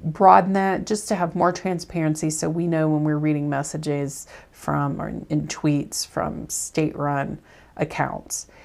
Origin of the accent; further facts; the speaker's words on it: the South, United States; I'm from the South